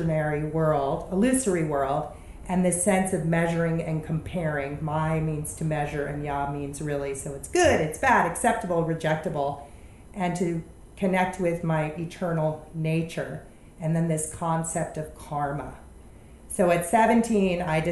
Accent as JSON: {"language": "English", "town": "Chicago", "region": "Illinois", "country": "United States", "tie": "born or raised there", "said": "I grew up in Chicago. Our household was not an American household. We didn't eat American food. We didn't speak English."}